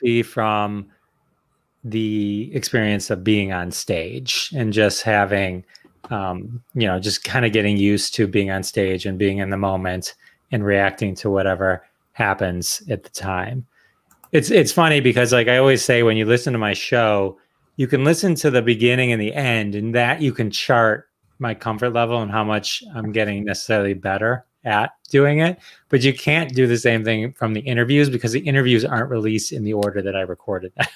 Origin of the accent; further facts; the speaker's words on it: Detroit, Michigan, United States; I'm from Detroit